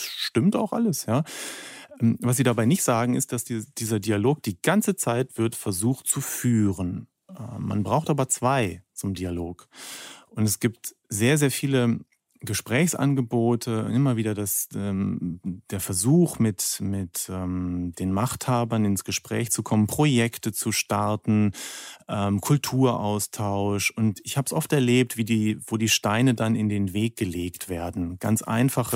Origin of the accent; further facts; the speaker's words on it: Germany; moved away as an adult; also born or lived in Russia; wir als Deutsche